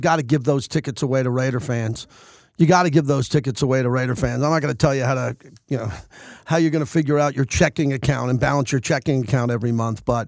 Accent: Long Island, New York, United States; moved away as an adult; also born or lived in Los Angeles, United States; now in Las Vegas, United States; I grew up in Long Island

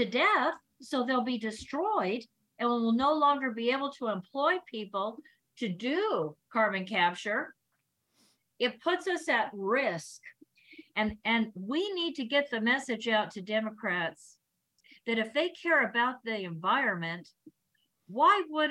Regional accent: Kern County, California, United States; I come from Kern County

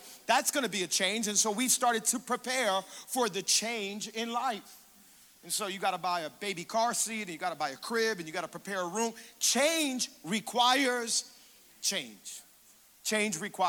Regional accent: Hialeah, Florida, United States; I'm born and raised in Hialeah

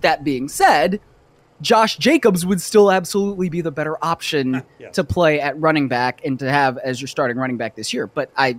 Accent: Cleveland, Ohio, United States; So like the Guardians, which is my team because I am from Cleveland, were trying to like get a big bat.

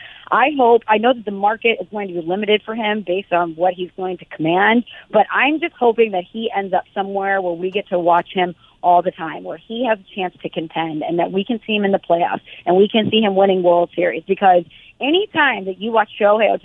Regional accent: St. Louis, Missouri, United States; I'm a girl from St. Louis, Missouri

